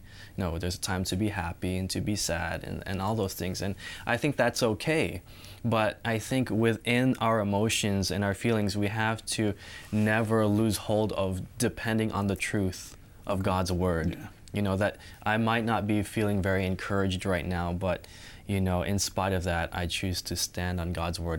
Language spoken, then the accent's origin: English; Southern California, United States; moved away as an adult; now in Michigan, United States; I'm from Southern California. And my parents are originally from Philippines. But right now, I'm in Michigan, and I am taking a Master's of Divinity major in seminary.